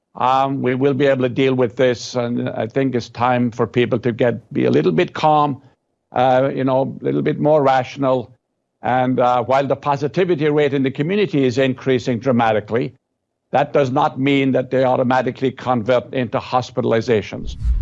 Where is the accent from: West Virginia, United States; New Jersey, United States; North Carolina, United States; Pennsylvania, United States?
West Virginia, United States; I'm from West Virginia